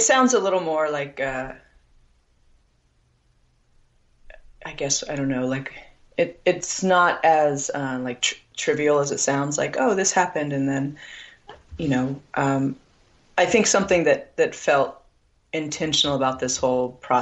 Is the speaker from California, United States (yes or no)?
yes; Needles, California, United States; now in Arizona, United States; I now live on the Arizona side, but I grew up on the California side in Fort Mojave, which is on the edge of Needles, California, and the Colorado River